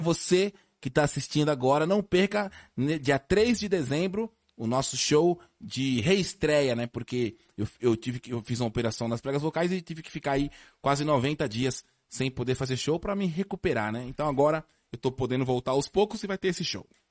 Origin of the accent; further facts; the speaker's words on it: São Paulo, Brazil; Lá na, na minha rua, lá no Tatuapé, eu, eu nasci no Tatuapé ali